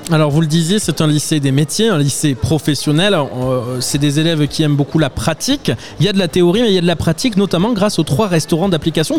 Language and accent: French; Pau, Nouvelle-Aquitaine, France; je suis béarnais depuis ma naissance. Je suis né à Pau.